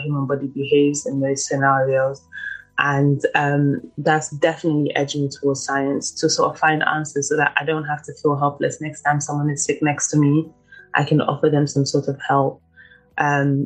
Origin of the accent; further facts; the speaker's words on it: London, United Kingdom; also born or lived in Ivory Coast; I was born in Ivory Coast in the region of Kumasi. I was living there until about 8 years old. And then I moved to London, to the UK